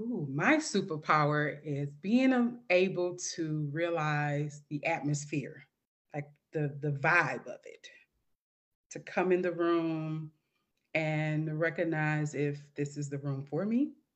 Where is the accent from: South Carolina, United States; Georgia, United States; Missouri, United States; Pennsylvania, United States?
Missouri, United States; St. Louis; moved away as an adult; now in Dallas, United States; Saint Louis, Missouri, my hometown